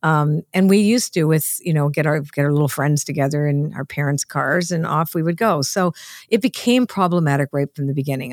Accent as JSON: {"language": "English", "country": "Canada", "said": "I wasn't really Canadian, because my parents were immigrants"}